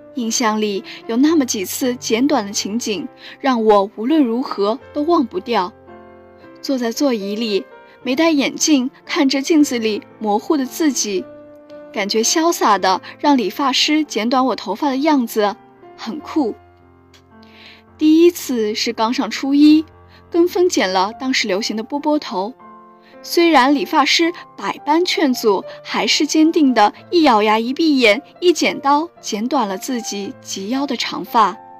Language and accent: Chinese; Chengdu, Sichuan, China; moved away as an adult; now in Nanjing, China; 来自四川成都